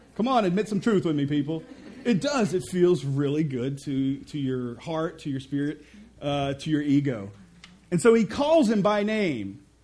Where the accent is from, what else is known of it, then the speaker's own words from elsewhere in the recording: Mississippi, United States; I'm from Mississippi